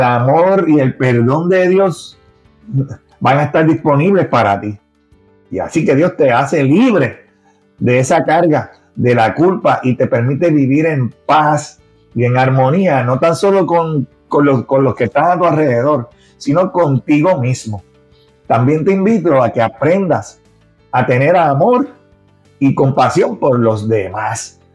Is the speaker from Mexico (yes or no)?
no; Puerto Rico; accent: Puerto Rican; como boricua. ¿eh? el acento se conoce